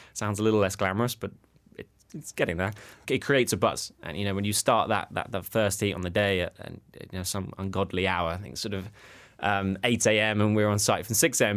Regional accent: Sevenoaks, South East England, United Kingdom; accent: middle class; my hometown, Seven Oaks

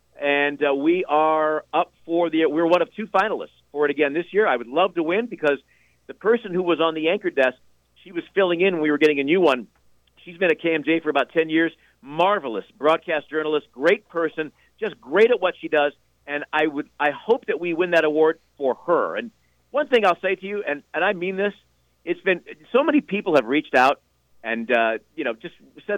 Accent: Chicago, Illinois, United States; born or raised there

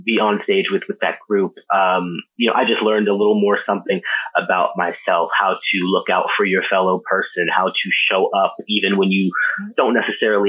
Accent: Baltimore, Maryland, United States; moved away as an adult; now in New York City, United States; I am originally from Baltimore. I moved to New York City about, how long has it been now? I moved there in 2011, to go to college

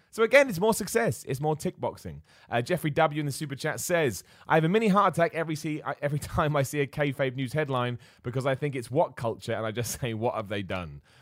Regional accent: Luton, East of England, United Kingdom; I was born in Luton

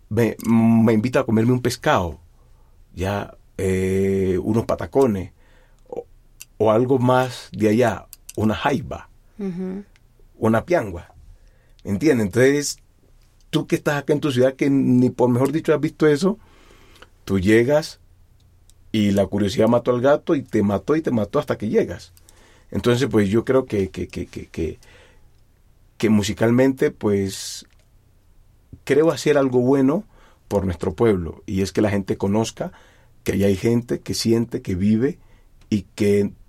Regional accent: Timbiquí, Cauca, Colombia; now in Bogotá, Colombia; Desde que yo me vine de Timbiquí, siempre he querido transmitirle a la gente lo que yo siento musicalmente.

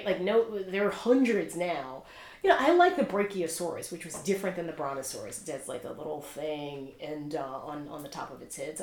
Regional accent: the South, United States; I'm obviously a Southerner

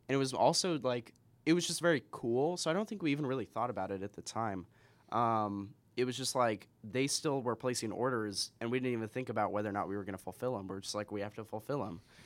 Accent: Spokane, Washington, United States; also born or lived in Seattle; I'm from Spokane.

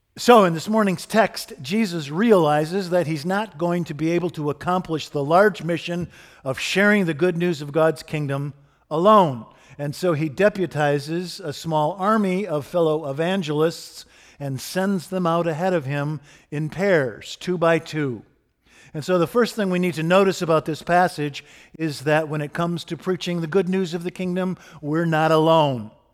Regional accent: Michigan, United States; Steve and I grew up in Michigan in the nineteen seventies

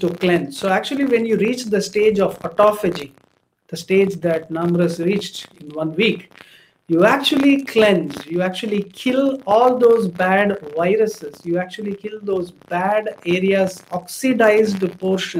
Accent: South India, India; I come from the Brahmin, Gaur Saraswat Brahmin community from South India

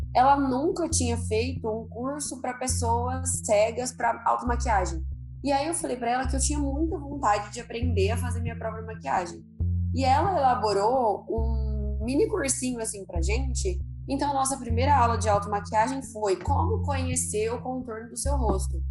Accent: Ribeirão Preto, São Paulo, Brazil; eu sou de Ribeirão Preto, interior de São Paulo

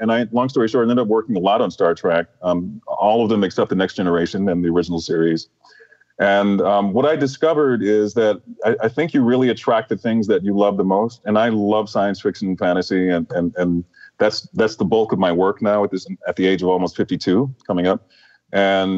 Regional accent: Detroit, Michigan, United States; And my brother and I, we're from Detroit, Michigan

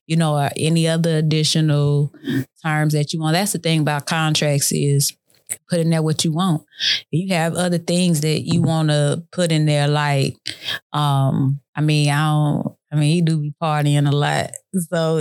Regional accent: Killeen, Texas, United States; I'm from Killeen, Texas

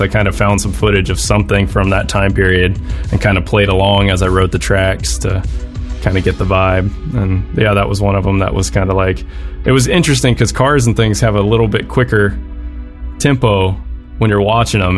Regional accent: Pensacola, Florida, United States; I grew up in a town called Pensacola, Florida

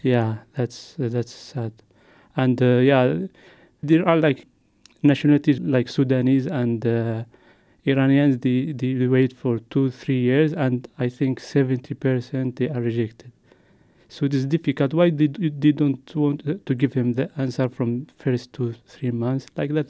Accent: Yemen; moved away as an adult; also born or lived in Jordan; now in Luxembourg; I come from Yemen because there is war in Yemen

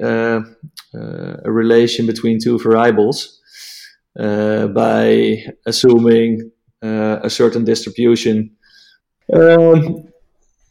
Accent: Netherlands; English is a second language; English is not my mother tongue. I'm Dutch

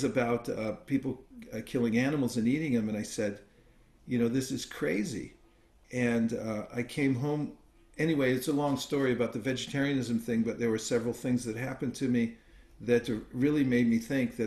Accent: Lafayette, California, United States; Berkeley, California, which is not too far from my hometown in Lafayette

